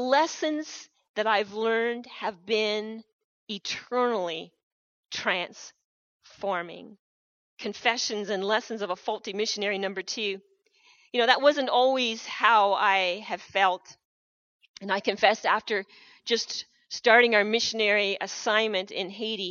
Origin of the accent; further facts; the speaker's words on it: Canada; I have been born in Canada, one of the richest nations of the world. I wouldn't want to have been born anywhere else but here. I'm proud to be Canadian.